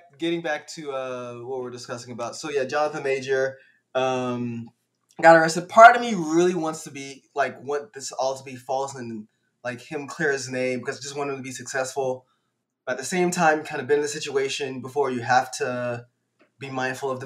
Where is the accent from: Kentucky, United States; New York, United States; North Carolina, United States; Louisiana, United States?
Louisiana, United States; moved away; also born or lived in Virginia; I'm originally from Louisiana. My family migrated to Louisiana, but moved